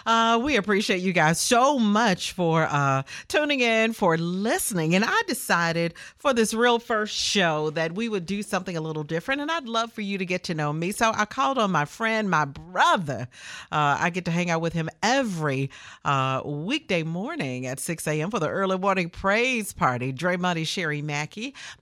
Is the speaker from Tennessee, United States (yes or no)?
yes; Memphis, Tennessee, United States; Born and raised in Memphis, Tennessee, to the amazing, the late